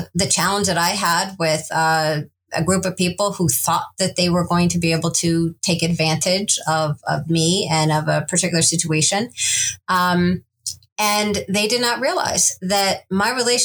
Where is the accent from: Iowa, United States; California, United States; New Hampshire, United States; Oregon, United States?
Iowa, United States; also born or lived in Kansas / Missouri; my family's from the Midwest, Kansas and Missouri. I was born in Iowa